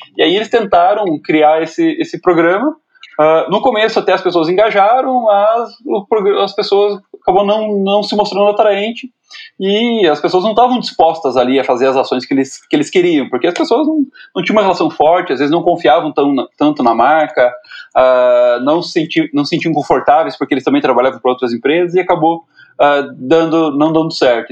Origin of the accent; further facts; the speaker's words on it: Guarapuava, Paraná, Brazil; eu sou do interior do Paraná, né, sou de, de Guarapuava